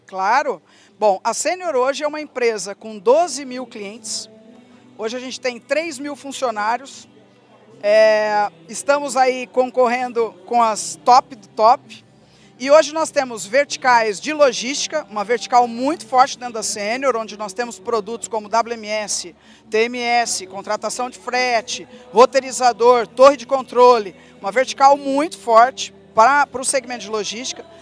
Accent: Ribeirão Preto, São Paulo, Brazil; Nasci em Ribeirão Preto, sou filha de produtor

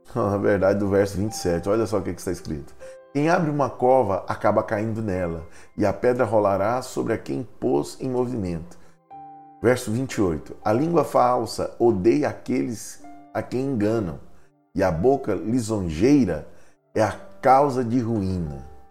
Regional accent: Goiás, Brazil; moved away; Para nós é muito comum em Goiás

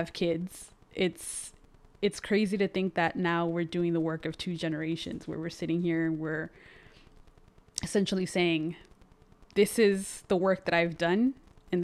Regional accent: San Fernando Valley, California, United States; first language Spanish; English is a second language; being raised by a black woman in a predominantly Hispanic neighborhood or city or even valley

